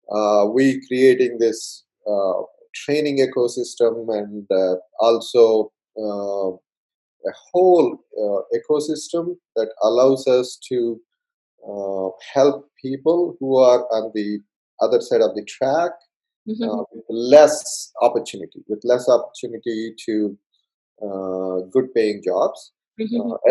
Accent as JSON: {"language": "English", "country": "India", "second_language": "English", "moved": "as an adult", "said": "so I came, um, I came from India"}